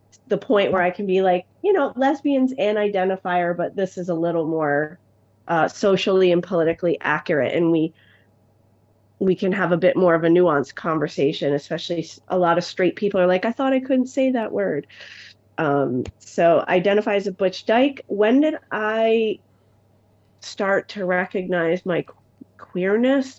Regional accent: Albany, New York, United States; I was born in Albany, New York, and I was born in 1972

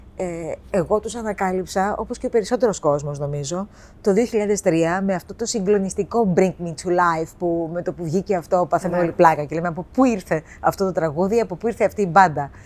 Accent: Cyprus; moved away as an adult; also born or lived in Boston, United States; now in Athens, Greece; παιδί που γεννήθηκα και μεγάλωσα στην Κύπρο

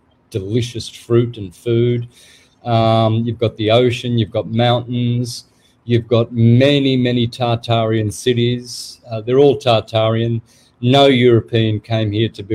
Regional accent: Australia; now in Mexico; people took me for Mexican when I was growing up in Australia

